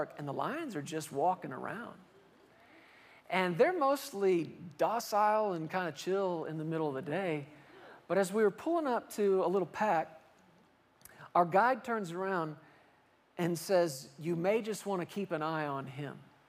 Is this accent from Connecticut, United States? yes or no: no; Fort Worth, Texas, United States; I grew up in Fort Worth, Texas